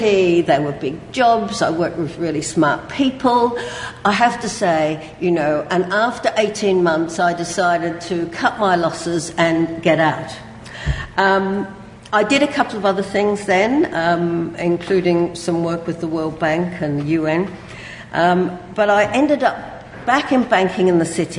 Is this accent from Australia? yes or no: yes; Australia; accent: Australian; moved away as an adult; now in London, United Kingdom; as you can hear from my accent, some of you, I'm Australian, despite the fact that I've lived here since I did my LSE degree, I haven't lost the accent